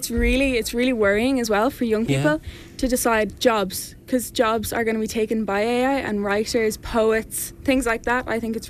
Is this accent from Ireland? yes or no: yes; Gorey, Ireland; I'm from Gorey.